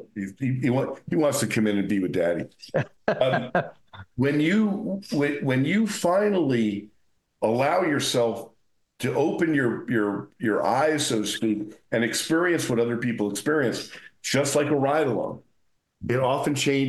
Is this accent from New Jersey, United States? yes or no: yes; New Jersey, United States; moved away as an adult; now in Las Vegas, United States; I came from New Jersey. I grew up in New Jersey. I was a cop in New Jersey